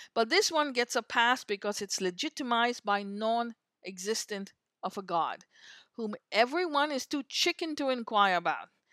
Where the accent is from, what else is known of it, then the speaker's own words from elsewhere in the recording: India; moved away; I grew up in India